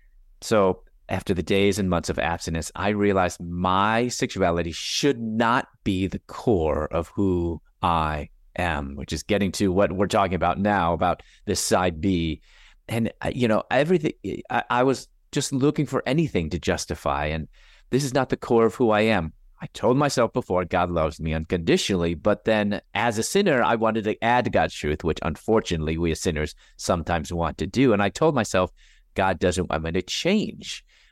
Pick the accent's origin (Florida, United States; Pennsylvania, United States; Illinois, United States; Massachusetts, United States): Illinois, United States; Chicago; also born or lived in Louisville, United States; I'm originally from Chicago, and I was going to dental school at that time in Louisville, Kentucky.